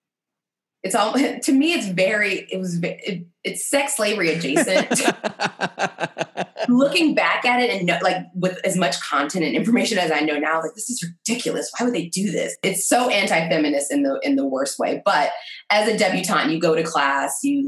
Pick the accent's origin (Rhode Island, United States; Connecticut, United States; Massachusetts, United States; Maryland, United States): Maryland, United States; moved away as an adult; also born or lived in Mississippi / Memphis, Tennessee / Atlanta, Georgia / Washington, District of Columbia, United States; I spent most of my upbringing in Maryland